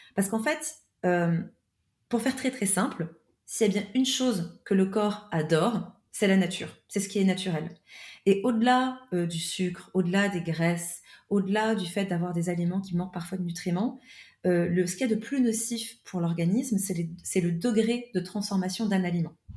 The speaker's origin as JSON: {"language": "French", "country": "France", "also_born_or_lived": "Switzerland", "moved": "yes", "said": "je suis française à la base"}